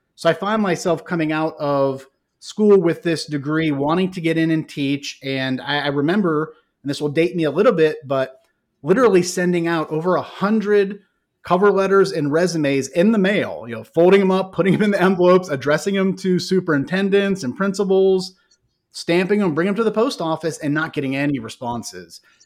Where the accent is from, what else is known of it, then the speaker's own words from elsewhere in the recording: Ohio, United States; moved away as an adult; now in Fort Mill, United States; born and raised in Ohio.